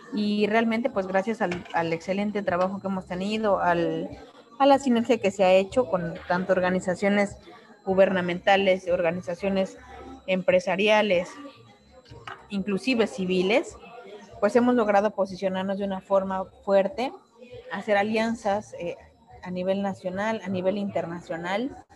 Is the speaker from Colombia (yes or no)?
no; Mexico; primero como mujer, como mexicana, como ciudadana